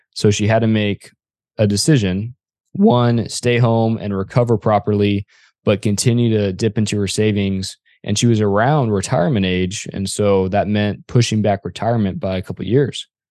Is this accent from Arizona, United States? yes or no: yes; Arizona, United States; I am from Arizona